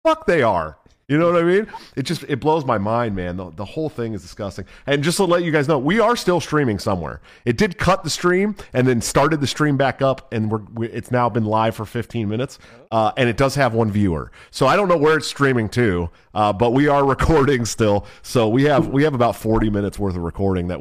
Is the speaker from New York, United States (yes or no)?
no; Oakland, California, United States; I'm from Oakland, California